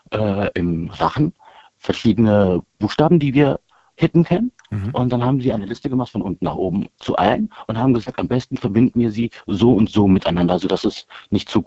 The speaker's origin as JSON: {"language": "German", "town": "Bonn", "region": "North Rhine-Westphalia", "country": "Germany", "tie": "born there", "said": "Nee, ich bin hier in äh, Deutschland geboren. Meine Eltern kommen beide aus Indien."}